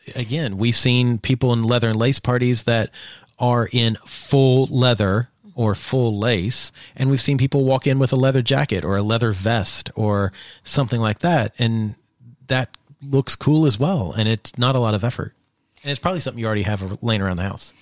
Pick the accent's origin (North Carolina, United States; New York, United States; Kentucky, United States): Kentucky, United States; Eastern; I grew up in Eastern Kentucky